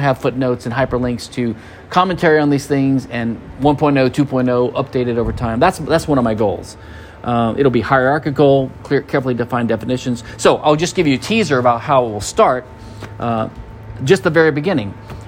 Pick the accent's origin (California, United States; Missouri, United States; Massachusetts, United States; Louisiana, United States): Louisiana, United States; now in Houston, United States; My home state's Louisiana